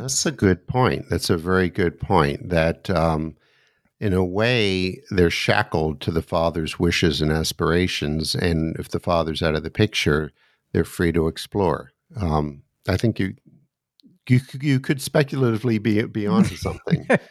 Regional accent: United States; also born or lived in suburb of Washington, D.C.; as an American sitting here looking out my window in the suburb of Washington, D C

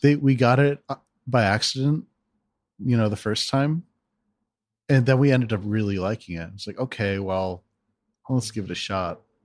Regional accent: East Coast, Northeast, United States; moved away as an adult; also born or lived in Western Pennsylvania / Seattle; now in Portland, United States; I'm from the East Coast

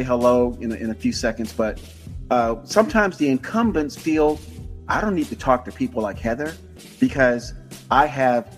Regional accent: Tampa, Florida, United States; moved away; I am a native of Hillsborough County, born and raised in Tampa

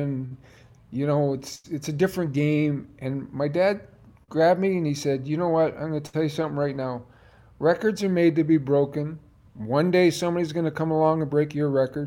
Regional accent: Brantford, Ontario, Canada; now in United States; I was a 10-year-old, and that was the year I scored all the goals, and I was from Brantford

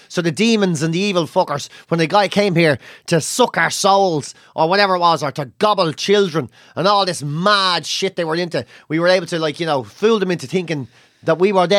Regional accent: Ireland; born or raised there

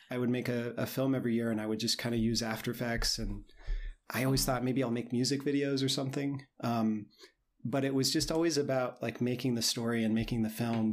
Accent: Indiana, United States; moved away as an adult; I grew up in Indiana

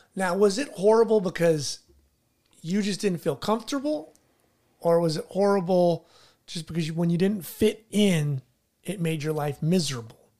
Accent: La Habra, California, United States; I grew up in La Habra

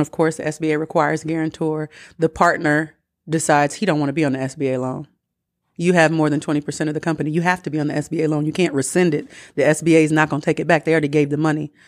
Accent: Atlanta, Georgia, United States; I'm from Atlanta

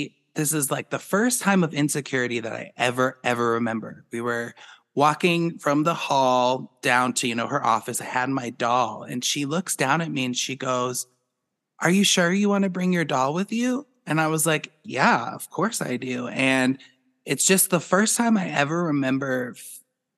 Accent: Boulder, Colorado, United States; growing up in Boulder, there was no judgment. People are free birds in Boulder. They don't care what people do. It was a great place for me to grow up

